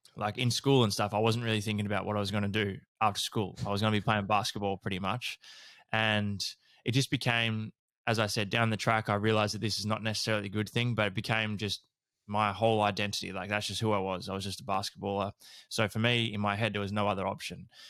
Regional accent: Horsham, Victoria, Australia; growing up in Horsham in, um, country Victoria

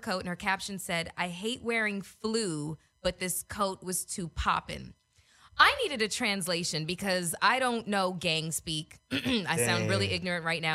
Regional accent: Canada; I'm from Canada.

